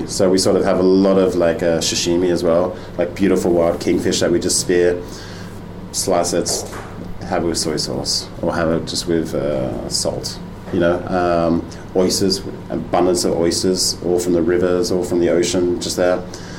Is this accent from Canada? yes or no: no; Australia; moved away as an adult; also born or lived in London; now in Denmark; I'm an Australian chef who now lives in Denmark. My background is restaurants in Sydney, and then moved to London.